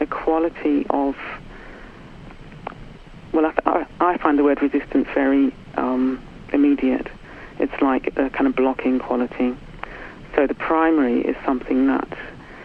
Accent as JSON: {"language": "English", "country": "New Zealand", "tie": "born or raised there", "moved": "yes", "lives_now": "United Kingdom", "said": "I was brought up in New Zealand in the 60s"}